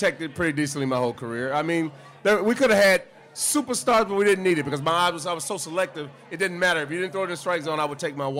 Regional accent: Columbus, Georgia, United States; moved away as an adult; now in Chicago, United States; I'm from a small town called Columbus, Georgia. It's about an hour away from Atlanta. But, I've been in Chicago now over 30 years.

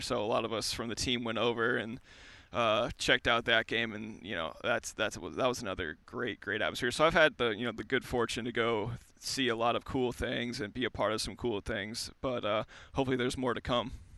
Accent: outside St. Louis, Southern Illinois, United States; I grew up right outside of St. Louis, uh, right in Southern Illinois

